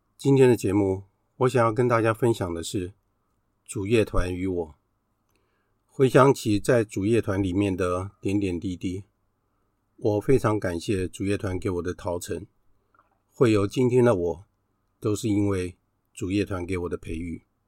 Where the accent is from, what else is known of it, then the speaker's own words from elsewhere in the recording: Taiwan; 只有我们两个来自于台湾